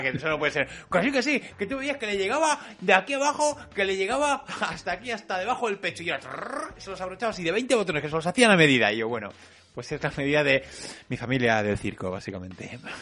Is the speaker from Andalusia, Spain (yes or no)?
no; Madrid, Community of Madrid, Spain; somos de Madrid